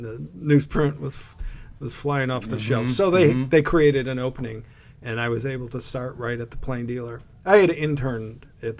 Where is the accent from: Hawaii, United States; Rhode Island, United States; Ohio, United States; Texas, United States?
Ohio, United States; Cleveland; I'm a Cleveland native